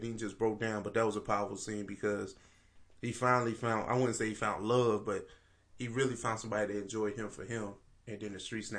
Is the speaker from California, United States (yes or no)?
yes; Oakland, California, United States; growing up in Oakland, you dealt with gangs and things of that nature.